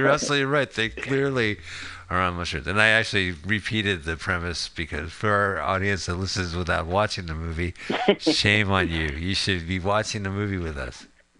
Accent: Montclair, New Jersey, United States; We're from Montclair.

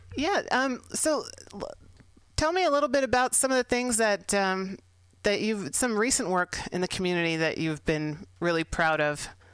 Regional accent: San Francisco, California, United States; here in San Francisco, California, my hometown

